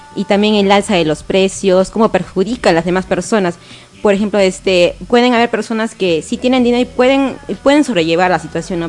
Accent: Tacna, Peru; Nací en Tacna

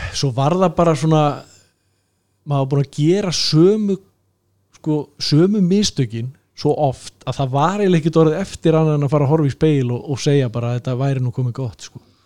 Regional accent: Southern Region, Iceland; þar sem ég ólst upp á Suðurlandinu

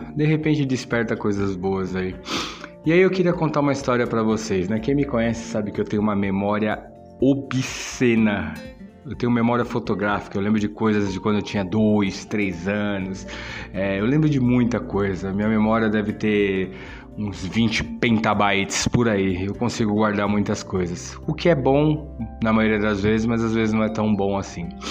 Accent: São Paulo, Brazil; você sair da é, de onde você foi criado, onde você fez todos seus amigos e vim para um bairro desconhecido, é um bairro relativamente novo na época. Era considerado meio que a cidade de Deus de São Paulo

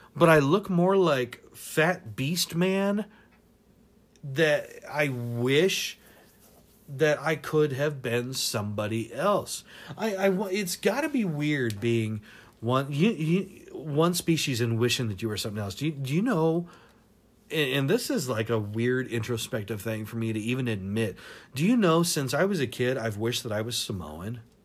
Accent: Tacoma, Washington, United States; moved away; also born or lived in Seattle; I grew up in Tacoma and Seattle and everything up in Washington

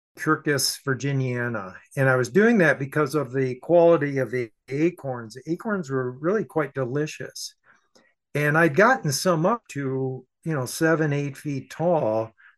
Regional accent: Saginaw, Michigan, United States; my hometown, Saginaw, Michigan

